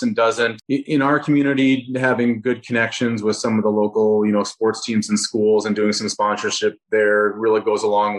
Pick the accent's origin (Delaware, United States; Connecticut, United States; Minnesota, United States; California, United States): Minnesota, United States; Rochester; Rochester, Minnesota, so my hometown